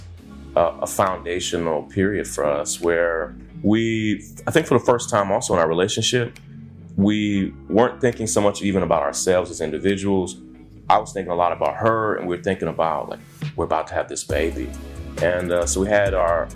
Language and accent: English; Kentucky, United States; moved away as an adult; also born or lived in Atlanta / California / New York; we grew up in Kentucky